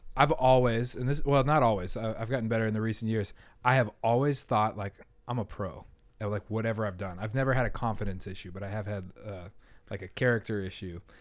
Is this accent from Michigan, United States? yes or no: no; Denver, Colorado, United States; moved away; I'm from Denver, Colorado